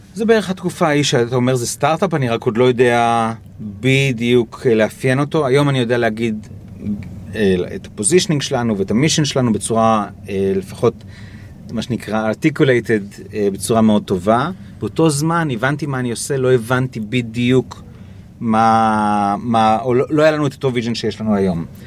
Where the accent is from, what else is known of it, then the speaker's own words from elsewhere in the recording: Israel; אני מישראל